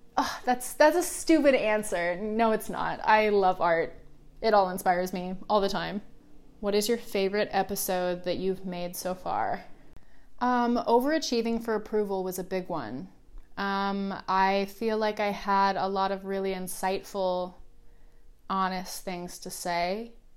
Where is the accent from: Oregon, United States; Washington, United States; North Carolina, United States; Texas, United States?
Oregon, United States; now in Los Angeles, United States; I grew up in the Pacific Northwest, so it rained a lot